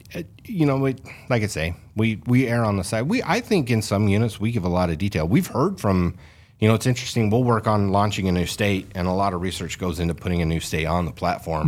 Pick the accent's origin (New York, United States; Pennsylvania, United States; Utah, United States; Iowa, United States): Utah, United States; Fillmore; I grew up hunting in Fillmore, the Pavant Range up there.